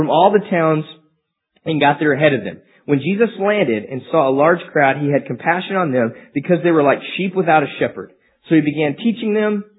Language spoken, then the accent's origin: English; Amarillo, Texas, United States; I'm from Amarillo, so it's just kind of inbred in us what we have to listen to. We drove trucks, we wore boots, we listened to country music.